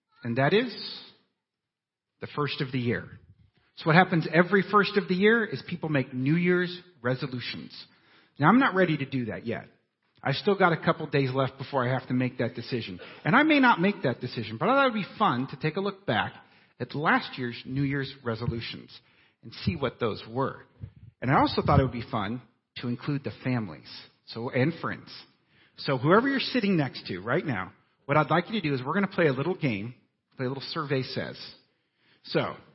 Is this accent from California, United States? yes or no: yes; Clearlake, California, United States; born or raised there; now in Southern California, United States